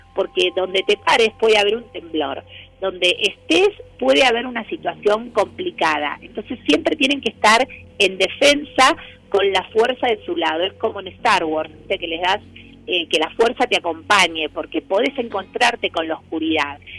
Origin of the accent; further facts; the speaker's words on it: Argentina; para nosotros como, como argentinos es como importante